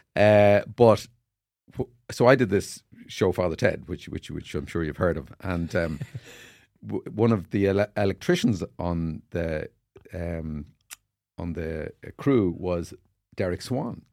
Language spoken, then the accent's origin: English; Carrickmacross, County Monaghan, Ireland; I played on the street in Carrickmacross in my hometown.